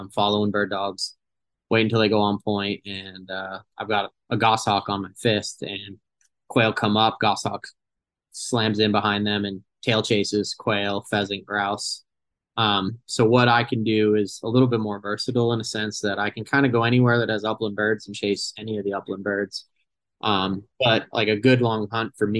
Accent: Massachusetts, United States; also born or lived in Missouri / Texas / Germany; now in New Mexico, United States; I'm actually from Massachusetts

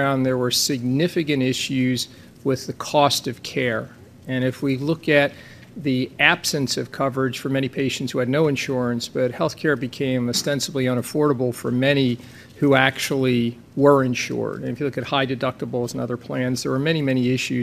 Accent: New Jersey, United States; I'm from New Jersey

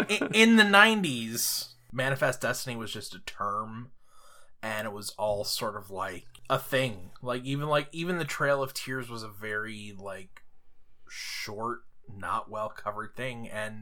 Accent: Western New York, United States; Growing up in Western New York in the 90s

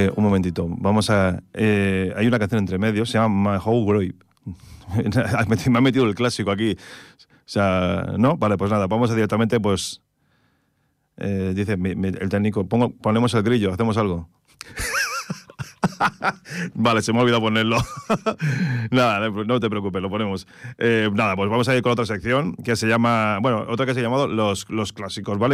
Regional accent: Terrassa, Catalonia, Spain; Yo soy de Tarrasa

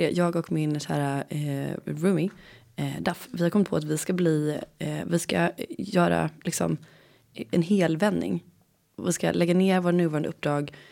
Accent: Gothenburg, Västra Götaland, Sweden; Jag är från Göteborg. Södra Sverige.

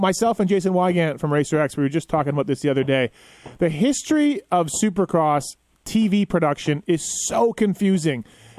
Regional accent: Winnipeg, Manitoba, Canada; I'm from Winnipeg, born and raised.

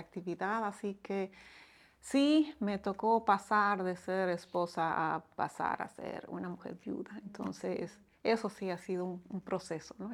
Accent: Bolivia; moved away as an adult; now in Dominican Republic; Soy boliviana de, origen y ya muchos años acá

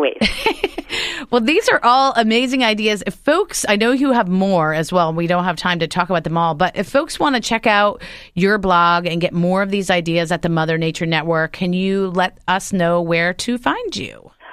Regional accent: New Jersey, United States; moved away; you're on the horn from my home state of New Jersey

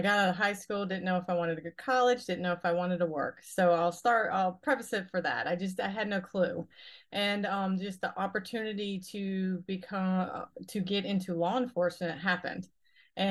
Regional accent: Pompano Beach, Florida, United States; now in Hahira, United States; I'm originally from Pompano Beach, Florida, and down in Broward County

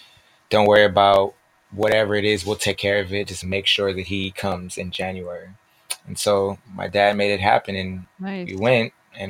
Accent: Los Angeles, California, United States; So I grew up in Los Angeles, California.

